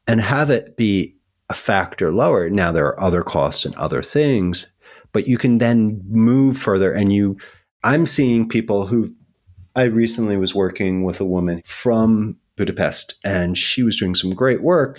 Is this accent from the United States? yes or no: yes; New York, United States; I'm a New Yorker.